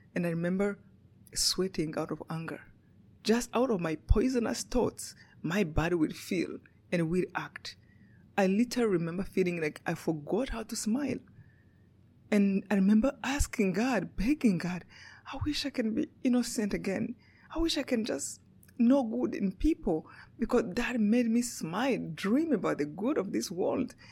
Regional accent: Rwanda; moved away; Yeah, I was born in Rwanda. In um, Rwanda is a small country in Africa, right in the middle of Africa.

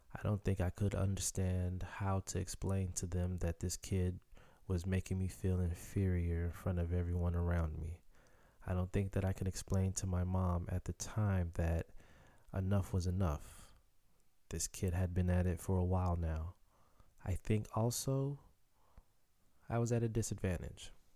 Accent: Chicago, Illinois, United States; first language Haitian Creole; Growing up in Chicago

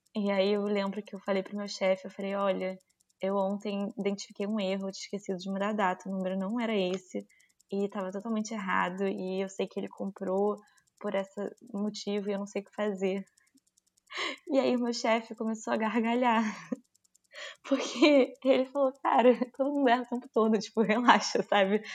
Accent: Brazil; como brasileiro

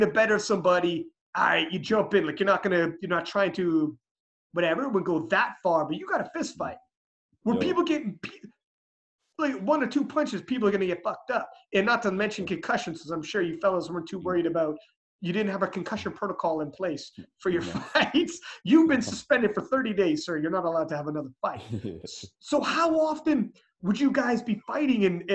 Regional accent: Canada; I'm Canadian

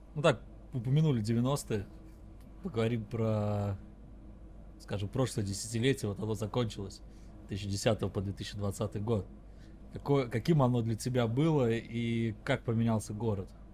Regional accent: Russia; я сам из России

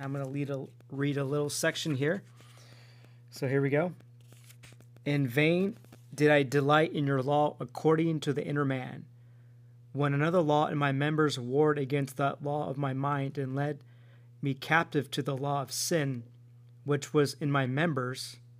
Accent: Stockton, California, United States; now in Anaheim area, United States; I go back home into my hometown in Stockton

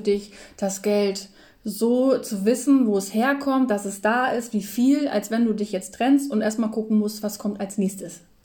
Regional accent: Lower Saxony, Germany; moved away; bei uns in Niedersachsen

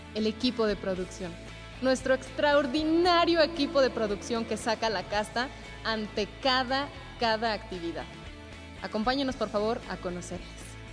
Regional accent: Mexico

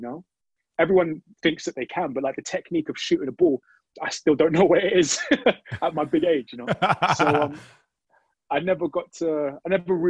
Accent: Luton, East of England, United Kingdom; also born or lived in London; because I was born in London, but then moved out to where my family is in Luton now.

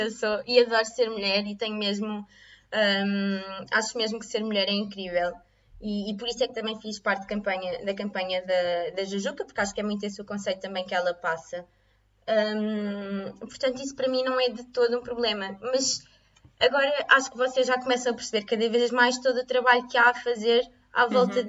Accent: Lisbon, Portugal; moved away as an adult; also born or lived in Coimbra; Eu sou de, sou de Lisboa

